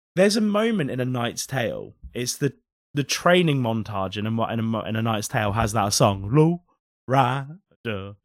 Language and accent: English; United Kingdom; a British person